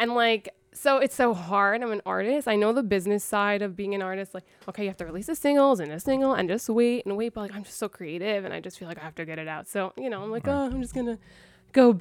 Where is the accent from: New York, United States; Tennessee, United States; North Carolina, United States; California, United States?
New York, United States; New York City; my hometown, Astoria